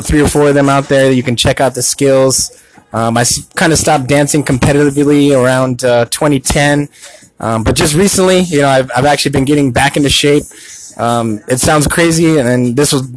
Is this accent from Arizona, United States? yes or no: yes; Tucson, Arizona, United States; I am a born and raised in Tucson